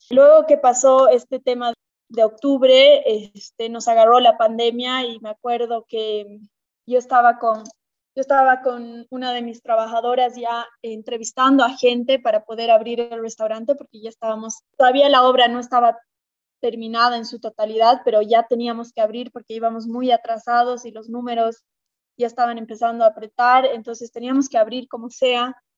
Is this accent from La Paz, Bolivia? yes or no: yes; La Paz, Bolivia; also born or lived in Lima, Peru / United States / San Sebastián, Spain; soy de La Paz, Bolivia, y he estudiado acá, bueno, el colegio, acá en La Paz